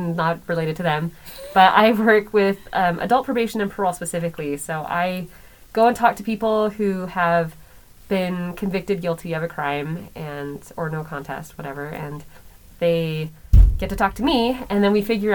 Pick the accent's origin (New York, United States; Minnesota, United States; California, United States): California, United States; also born or lived in Massachusetts / Florida; when I was 10, I moved to California into the same area that Erica lived